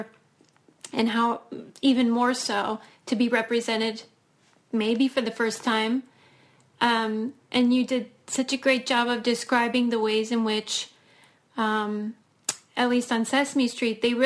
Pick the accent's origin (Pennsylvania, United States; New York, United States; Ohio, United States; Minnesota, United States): Pennsylvania, United States; Pittsburgh; I'm from Pittsburgh, so I'm a Fred Rogers enthusiast